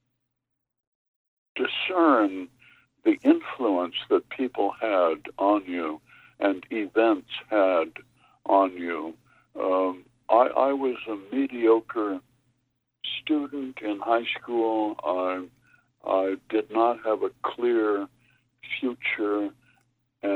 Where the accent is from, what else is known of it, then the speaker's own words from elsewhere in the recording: Minnesota, United States; I come from Minnesota